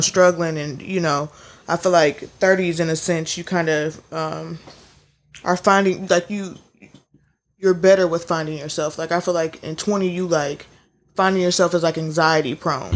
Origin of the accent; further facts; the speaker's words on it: Midwest, United States; we all from the Midwest, but we came from the South. My people came from Alabama.